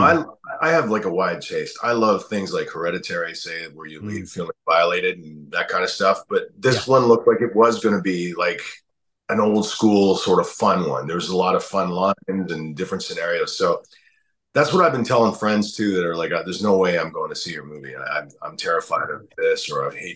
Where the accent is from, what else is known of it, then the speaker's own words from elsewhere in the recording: Canada; I'm Canadian